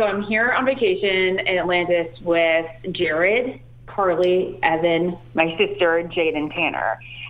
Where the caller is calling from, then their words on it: Bahamas; I'm actually in the Bahamas right now.